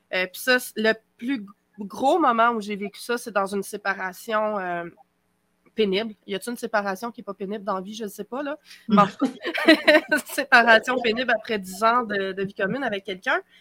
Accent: Quebec, Canada; accent: Québécois; au Québec, vous allez le découvrir à mon accent

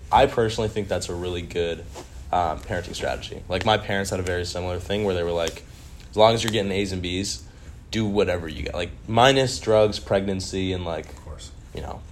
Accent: Orange County, California, United States; where I grew up in Orange County

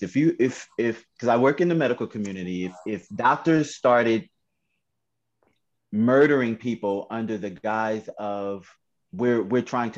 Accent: Camden, New Jersey, United States; my hometown, Camden, New Jersey

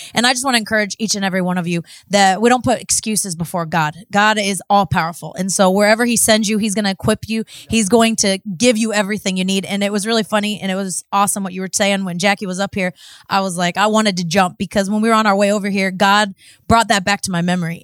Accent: Cocoa Beach, Florida, United States; moved away as an adult; now in Mexico; I'm from Cocoa Beach, Florida.

